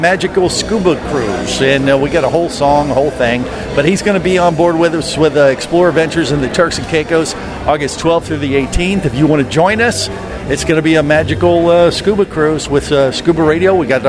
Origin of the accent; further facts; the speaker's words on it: Florida, United States; I'm from Florida.